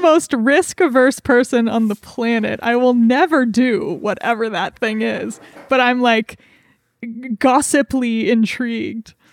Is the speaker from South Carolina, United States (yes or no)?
no; Wyoming, United States; we're from Wyoming